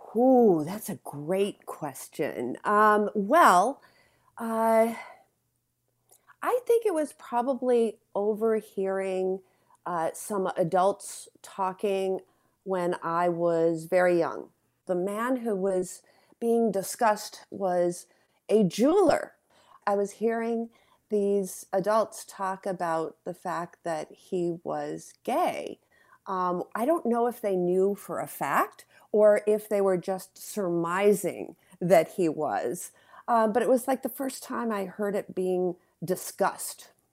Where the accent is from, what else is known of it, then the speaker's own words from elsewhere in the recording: Madison, Wisconsin, United States; I came from Madison, Wisconsin